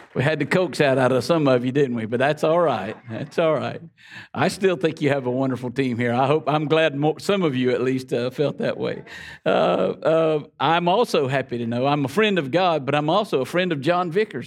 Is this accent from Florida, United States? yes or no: yes; the Florida Panhandle, United States; we grew up here. I know my accent gives me away